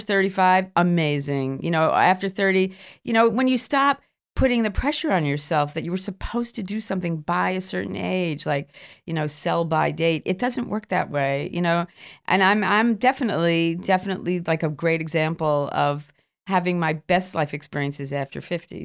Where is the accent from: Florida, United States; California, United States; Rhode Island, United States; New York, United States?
New York, United States; New York City; moved away as an adult; I came from Queens